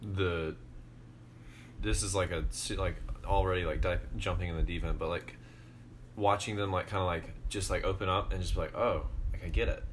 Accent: Georgia, United States; moved away; I am from Georgia.

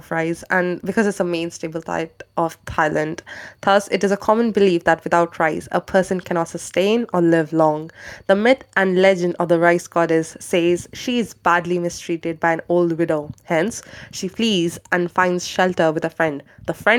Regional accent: India; moved away; I'm from India

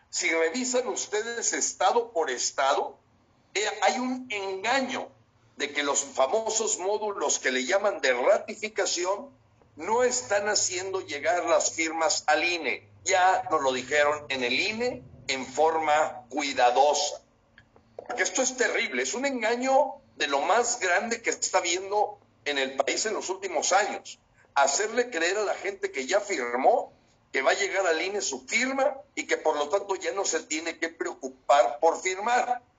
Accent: Mexico; somos mexicanos que queremos a través de la verdad luchar por la justicia, la libertad.

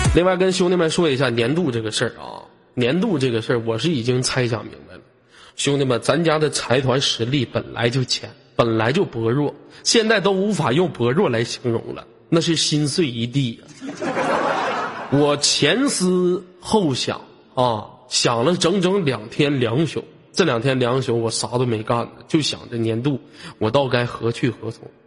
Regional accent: Inner Mongolia, China; 我们内蒙古这边水果都挺好吃的

